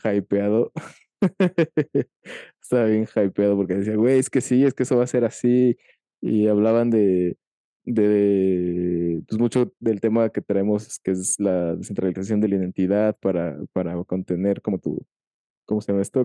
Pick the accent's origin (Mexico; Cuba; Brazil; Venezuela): Mexico; no solo en mi país, sino en mi ciudad